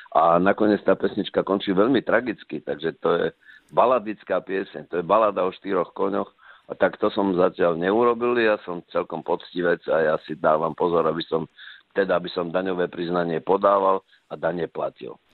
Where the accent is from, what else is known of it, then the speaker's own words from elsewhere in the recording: Slovakia; doma na Slovensku